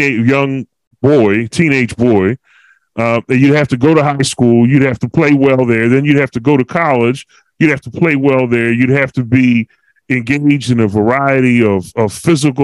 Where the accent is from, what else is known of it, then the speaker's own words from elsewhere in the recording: Philadelphia, Pennsylvania, United States; I'm from Philly